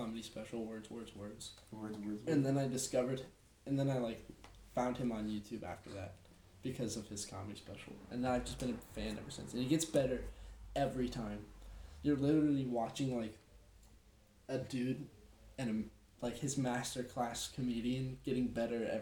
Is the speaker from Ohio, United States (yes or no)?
yes; Worthington, Ohio, United States; also born or lived in Gahanna, Ohio; we were living in Worthington. I was raised in Worthington